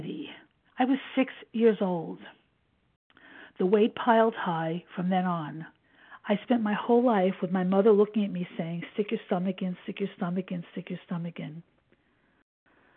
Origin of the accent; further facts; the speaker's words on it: New York City, New York, United States; I was born in 1952 in Brooklyn, New York, to young parents who lived with their parents